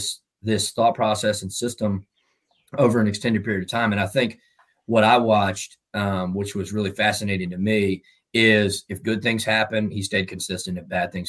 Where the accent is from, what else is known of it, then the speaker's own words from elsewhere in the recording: Virginia, United States; moved away as an adult; also born or lived in North Carolina / Louisiana; now in Baton Rouge, United States; I'm from Virginia